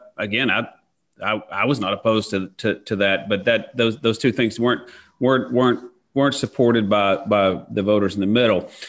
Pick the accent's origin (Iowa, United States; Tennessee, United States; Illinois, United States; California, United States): Tennessee, United States; East; same place I grew up in East Tennessee